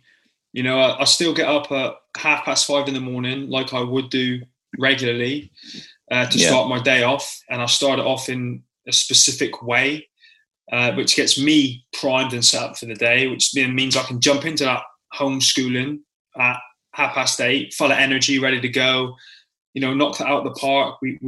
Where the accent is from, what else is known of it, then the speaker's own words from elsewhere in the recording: Plymouth, South West England, United Kingdom; born there; No, I was born in Freedom Fields as well, mate.